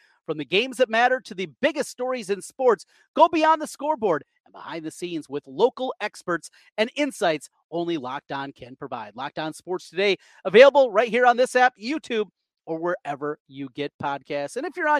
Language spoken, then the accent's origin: English; Osage, United States; A lot of people that I grew up with in Osage